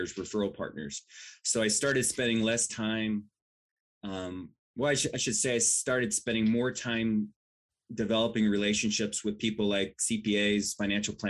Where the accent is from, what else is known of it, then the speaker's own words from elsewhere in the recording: Washington, United States; I grew up in Washington